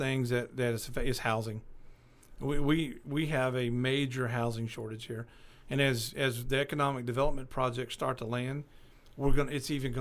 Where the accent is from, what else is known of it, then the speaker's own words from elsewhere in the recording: Paris, Arkansas, United States; also born or lived in Bakersfield, California; now in Clarksville, United States; Paris, my hometown over there